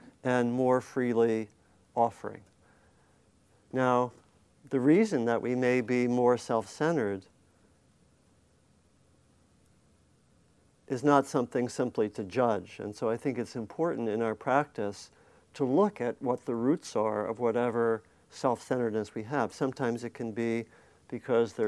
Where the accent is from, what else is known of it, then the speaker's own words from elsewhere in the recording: Maryland, United States; also born or lived in Virginia; I grew up in Maryland